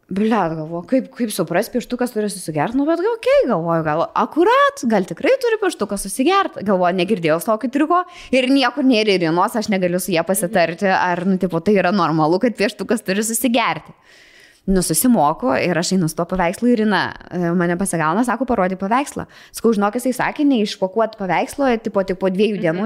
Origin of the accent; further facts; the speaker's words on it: Vilnius, Vilnius County, Lithuania; aš esu iš Vilnius